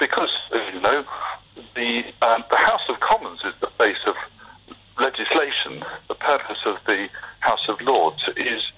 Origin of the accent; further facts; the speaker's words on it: Essex, on the edge of East London, East of England, United Kingdom; I was born and brought up in Essex, on the edge of East London, of London